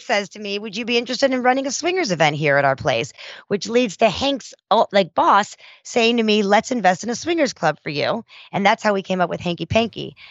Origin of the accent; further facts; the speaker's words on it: South Africa; moved away; I was a immigrant from South Africa